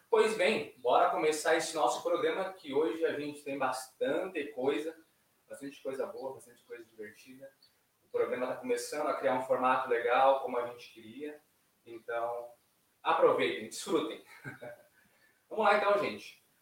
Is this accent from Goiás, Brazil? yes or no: no; Tramandaí, Rio Grande do Sul, Brazil; quem conhece a gente sabe que nós somos oriundos de Tramandaí